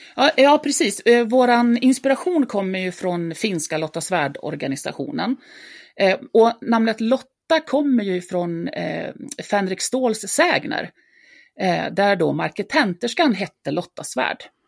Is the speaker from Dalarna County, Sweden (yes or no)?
yes; Dalarna County, Sweden; jag är uppväxt i, i Dalarna